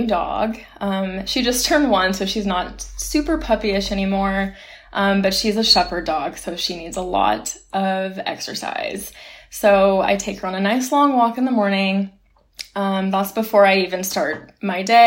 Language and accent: English; California, United States; moved away as an adult; now in Boston, United States; my hometown in California.